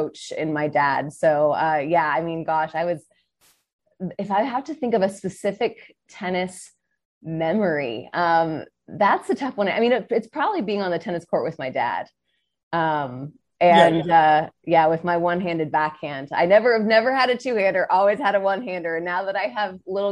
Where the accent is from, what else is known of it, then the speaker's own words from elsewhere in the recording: South Florida, United States; growing up in South Florida